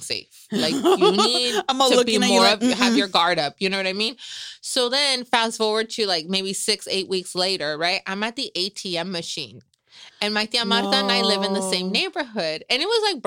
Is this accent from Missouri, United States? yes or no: no; Salinas, California, United States; moved away as an adult; also born or lived in Los Angeles; I grew up in East Salinas.